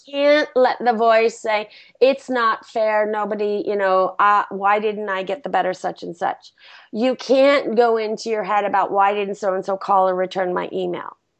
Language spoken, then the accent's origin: English; India; now in Los Angeles, United States; My home country